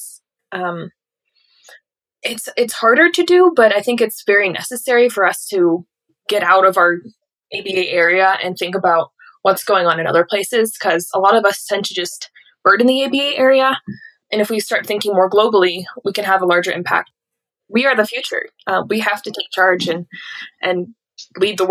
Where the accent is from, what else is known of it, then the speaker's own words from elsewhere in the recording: United States; also born or lived in Lyons, Colorado / Northfield, Minnesota; as American birders